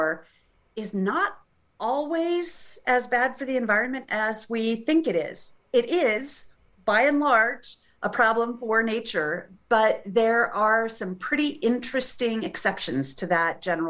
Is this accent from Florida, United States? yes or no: no; Albuquerque, New Mexico, United States; moved away as an adult; now in Boise, United States; I went to the University of New Mexico, where I got my bachelor's degree, also in history. And that's where I grew up. So I went to my hometown school